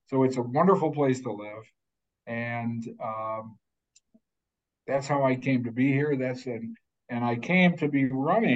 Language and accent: English; Syracuse, New York, United States; I grew up in Syracuse